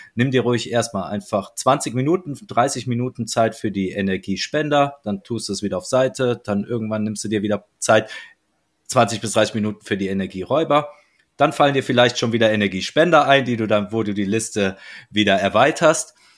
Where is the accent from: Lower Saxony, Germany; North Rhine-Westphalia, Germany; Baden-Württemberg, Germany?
North Rhine-Westphalia, Germany; wie man bei uns äh, in meiner Heimat sagt, et kütt wird kütt und et hätt noch immer Jotje Jange.